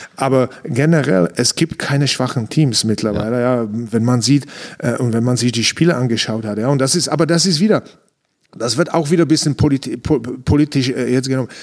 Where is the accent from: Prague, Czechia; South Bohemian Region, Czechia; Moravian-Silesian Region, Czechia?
Moravian-Silesian Region, Czechia; Ostrava; German is a second language; moved away as an adult; also born or lived in Frankfurt, Germany; now in Munich, Germany; in Ostrava in meiner Heimatstadt